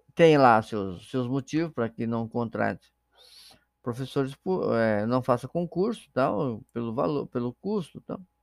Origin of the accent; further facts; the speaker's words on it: Brazil; nós brasileiros